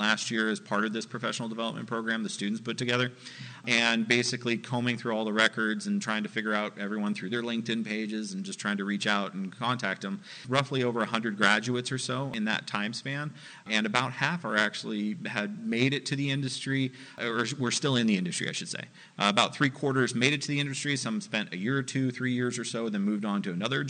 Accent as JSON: {"language": "English", "region": "California", "country": "United States", "moved": "yes", "said": "originally I came from California, I had no contacts in the industry"}